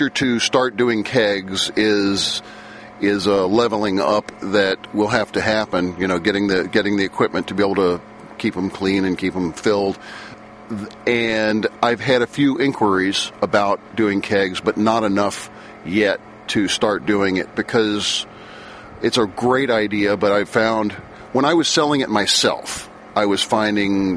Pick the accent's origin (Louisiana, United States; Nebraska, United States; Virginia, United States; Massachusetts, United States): Louisiana, United States; now in Moss Beach, United States; I'm from Louisiana